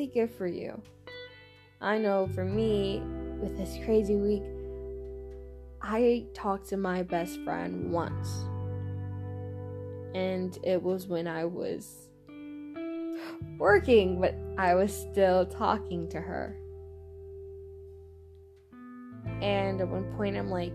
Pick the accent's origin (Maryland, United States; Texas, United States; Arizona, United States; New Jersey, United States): Texas, United States; accent: Texan; my Texan accent